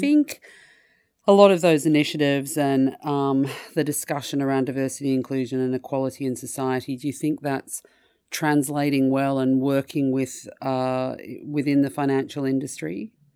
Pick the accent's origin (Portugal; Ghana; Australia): Australia; moved away; my home country of Australia